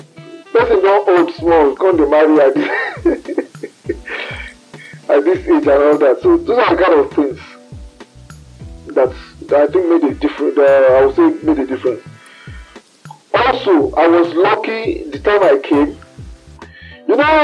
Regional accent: Nigeria; moved away as an adult; also born or lived in Birmingham, United Kingdom; I'm Nigerian.

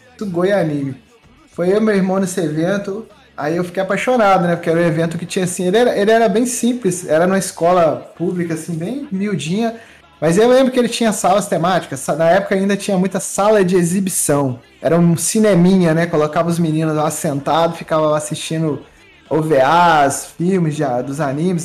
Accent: Muriaé, Minas Gerais, Brazil; eu sou de Muriaé, eu tenho 36 anos

